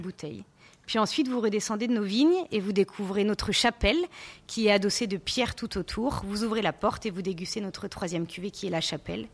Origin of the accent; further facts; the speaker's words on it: Savoie, Auvergne-Rhône-Alpes, France; moved away as an adult; also born or lived in Bordeaux; je suis native de la Savoie